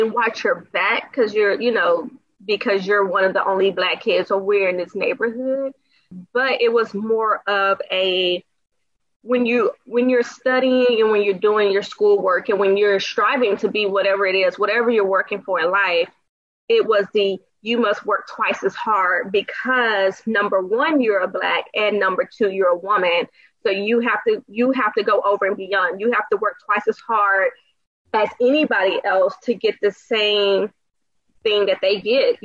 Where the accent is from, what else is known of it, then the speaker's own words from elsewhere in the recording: DeSoto, Texas, United States; I grew up in DeSoto, which is the suburbs right outside of Dallas. Was there pretty much my whole life from like the age of maybe 5 or 6 until I went off to college